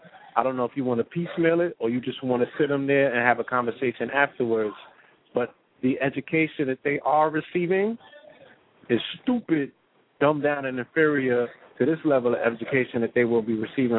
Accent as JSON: {"language": "English", "town": "St. Croix", "country": "U.S. Virgin Islands", "tie": "born or raised there", "said": "We grew up in St. Croix and the Virgin Islands."}